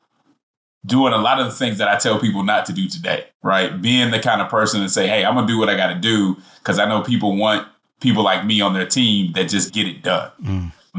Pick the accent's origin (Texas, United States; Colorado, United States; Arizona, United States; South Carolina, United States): Colorado, United States; Denver; moved away as an adult; also born or lived in Nashville, Tennessee / Atlanta, Georgia; I'm coming from Denver, Colorado, which is progressive